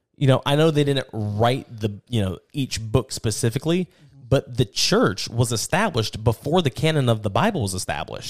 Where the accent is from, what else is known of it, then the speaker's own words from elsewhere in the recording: United States; as an American